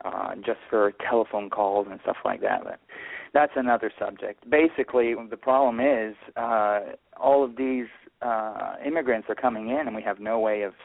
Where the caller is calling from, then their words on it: Italy; I'm calling from Italy.